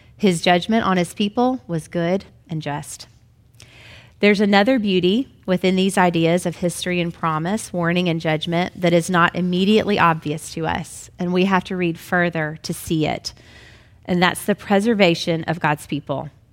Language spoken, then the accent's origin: English; Memphis, Tennessee, United States; I was brought up in Memphis as a good Southern Baptist girl